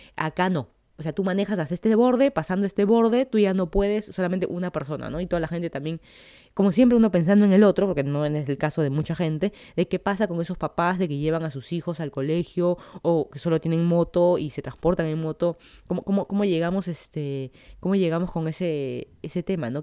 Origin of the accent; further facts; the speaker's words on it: Lima, Peru; moved away as an adult; now in Miami, United States; yo soy de Lima, Perú, me mudé hace casi dos años aquí a Estados Unidos para estudiar mi maestría